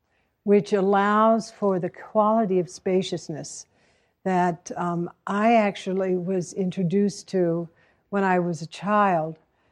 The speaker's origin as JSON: {"language": "English", "town": "Hanover", "region": "New Hampshire", "country": "United States", "tie": "born there", "said": "So I was born in 1942 in Mary Hitchcock Hospital in Hanover, New Hampshire."}